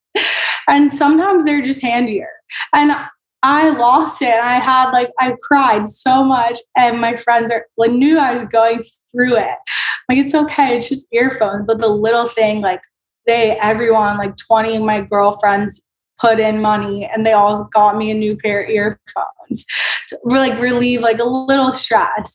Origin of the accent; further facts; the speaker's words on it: Tampa, Florida, United States; moved away as an adult; now in Washington, D.C., United States; I grew up in Florida